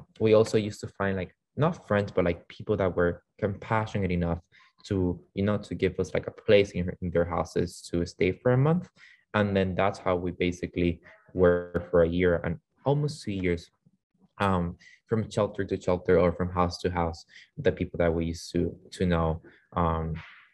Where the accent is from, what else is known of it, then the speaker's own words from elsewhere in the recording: Venezuela; English is a second language; now in United States; came from the state to from Venezuela to the States, not knowing English at all